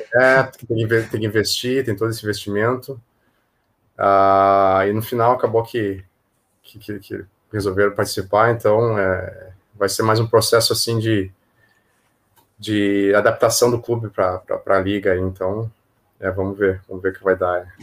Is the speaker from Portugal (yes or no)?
no; Passo Fundo, Rio Grande do Sul, Brazil; moved away as an adult; now in Hong Kong; eu sou de Passo Fundo, é, interior de, do Rio Grande do Sul